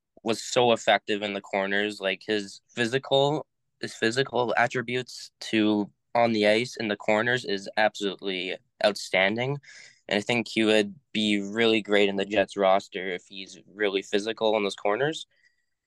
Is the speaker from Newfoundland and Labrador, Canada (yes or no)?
no; Winnipeg, Manitoba, Canada; now in St. Anne, Canada; I was born and raised in Winnipeg